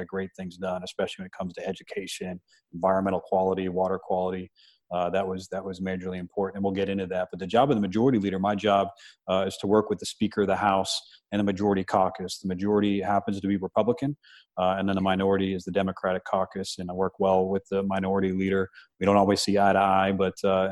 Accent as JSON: {"language": "English", "region": "Southwest Florida", "country": "United States", "tie": "born or raised there", "said": "from here. Born and raised in Southwest Florida"}